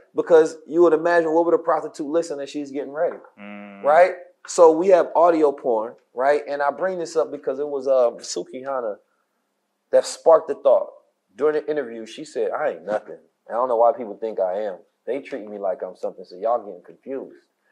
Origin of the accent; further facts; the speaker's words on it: Oakland, California, United States; I was growing up in Oakland